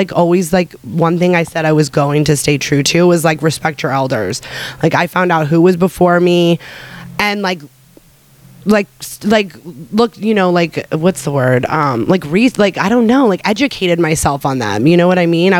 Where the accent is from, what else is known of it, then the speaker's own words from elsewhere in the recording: San Diego, California, United States; also born or lived in New Jersey; now in Los Angeles, United States; we moved to San Diego when I was 6 years old.